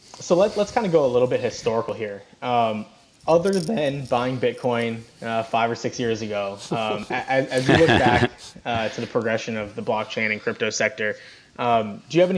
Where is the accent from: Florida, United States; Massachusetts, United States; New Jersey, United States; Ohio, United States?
Florida, United States; South; now in Kentucky, United States; I grew up in South Florida, and I now live in Kentucky